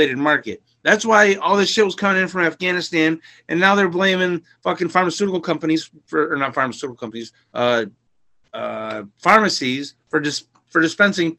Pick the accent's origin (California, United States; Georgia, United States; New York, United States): New York, United States; Asheville; I grew up in Asheville, New York on a farm.